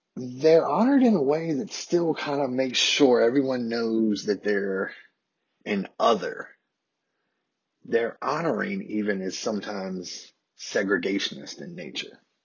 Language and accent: English; Harrisonburg, Virginia, United States; accent: southern; born and raised in Harrisonburg, Virginia, my hometown.